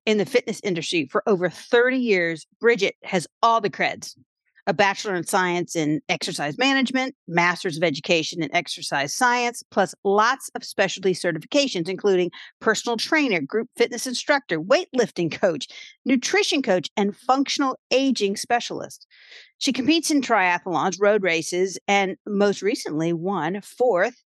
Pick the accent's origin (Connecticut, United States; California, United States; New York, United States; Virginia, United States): Virginia, United States; Williamsburg; moved away; moved back to my hometown of Williamsburg, Virginia